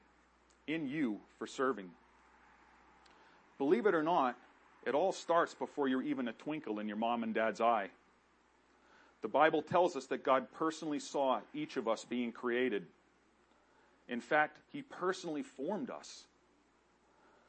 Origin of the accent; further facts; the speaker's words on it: Gorham, New Hampshire, United States; also born or lived in Pompano Beach, Florida; I moved to Gorham, New Hampshire with my mom and my sister, where I grew up and graduated high school.